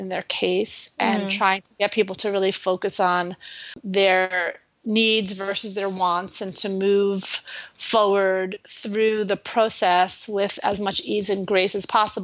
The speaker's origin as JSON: {"language": "English", "town": "New York City", "region": "New York", "country": "United States", "moved": "yes", "said": "I'm originally from New York City."}